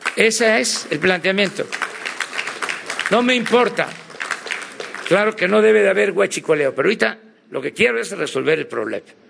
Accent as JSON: {"language": "Spanish", "region": "Tabasco", "country": "Mexico", "said": "yo soy de Tabasco"}